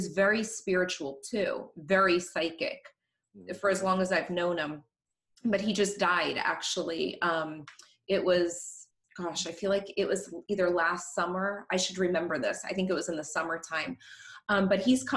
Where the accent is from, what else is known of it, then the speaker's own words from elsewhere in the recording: Norwood, Massachusetts, United States; I'm from a small town outside of Boston. And I feel like Norwood, my hometown